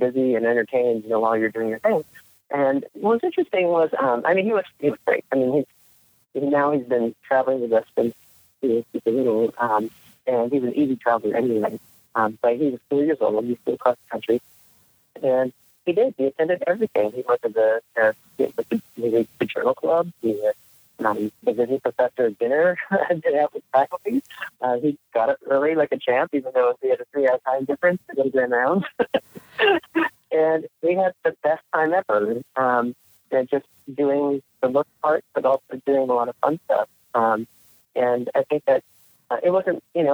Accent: New Jersey, United States; moved away; also born or lived in Palo Alto, California; I was born in New Jersey and grew up there, for the first several years of my life

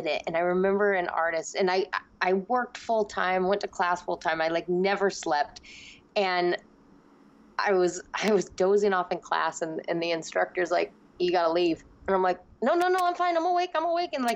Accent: Seattle, Washington, United States; I am raised in Seattle, Seattle to the bone. That's my hometown.

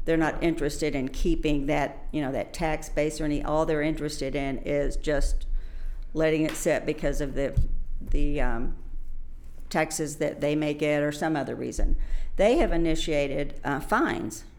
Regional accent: Fort Worth, Texas, United States; I am originally from Fort Worth, so I grew up in this area

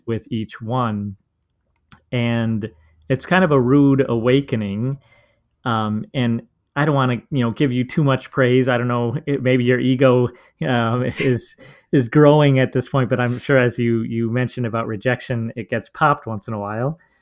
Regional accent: Minnesota, United States; I'm from Minnesota

